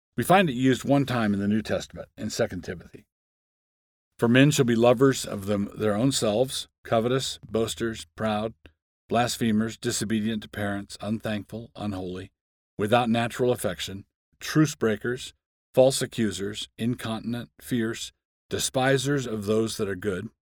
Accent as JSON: {"language": "English", "town": "Annapolis", "region": "Maryland", "country": "United States", "tie": "born or raised there", "said": "I grew up in Annapolis, Maryland"}